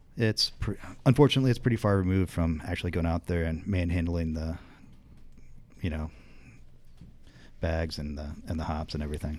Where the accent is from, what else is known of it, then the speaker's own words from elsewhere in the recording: northern central Indiana, United States; moved away as an adult; now in Chicago, United States; I've been living in Chicago since ninety-nine, but I grew up in Indiana